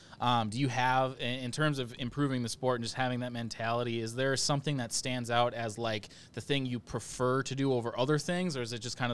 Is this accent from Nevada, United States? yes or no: no; Wisconsin, United States; I'm from Wisconsin